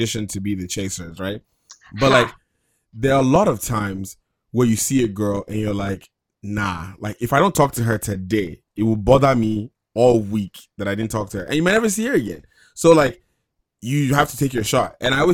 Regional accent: Sacramento, California, United States; My friends that I grew up with in Sacramento

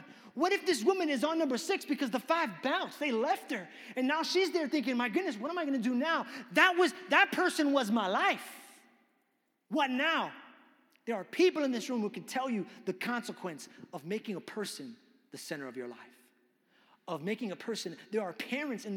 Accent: New York, United States; I grew up in New York

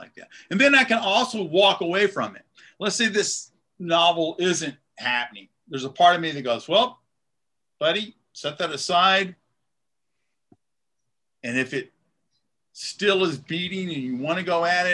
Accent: Malden, United States; growing up in Malden

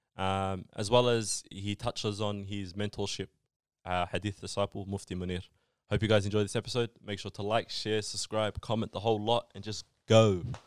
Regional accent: Australia; Us as Australians

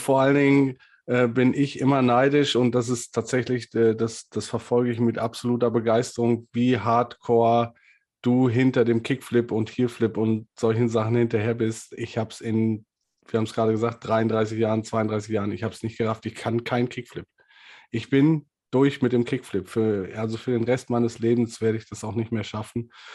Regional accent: Ruhr area, North Rhine-Westphalia, Germany; Ich komme halt aus dem Ruhrgebiet

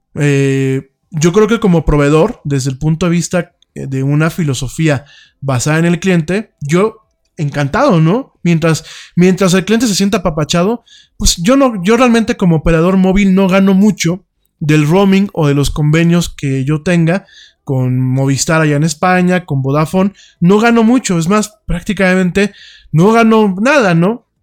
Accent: Mexico; yo soy mexicano, a mucha honra, orgullosamente mexicano

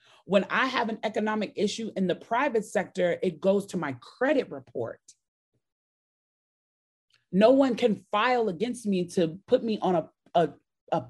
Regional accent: Chicago, Illinois, United States; now in Georgia, United States; I grew up in Chicago

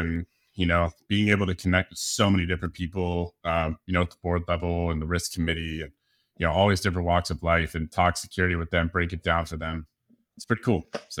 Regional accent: Colorado, United States; also born or lived in San Diego; So yeah, I'm from San Diego and I've been out here for quite a while, grew up in Colorado

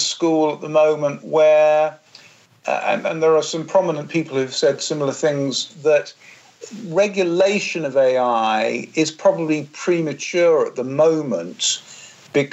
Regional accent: England, United Kingdom; when I was growing up in England in the 70s and 80s

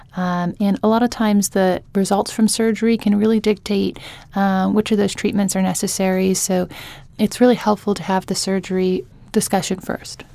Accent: Tulsa, Oklahoma, United States; moved away as an adult; also born or lived in Jacksonville, Florida / Charlotte, North Carolina; now in New Orleans, United States; I grew up in Tulsa, Oklahoma, but I, um, spent most of my adult life in Jacksonville, Florida

